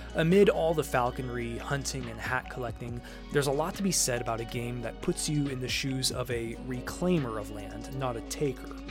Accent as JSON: {"language": "English", "region": "Midwest", "country": "United States", "accent": "Midwestern", "said": "my Midwestern accent"}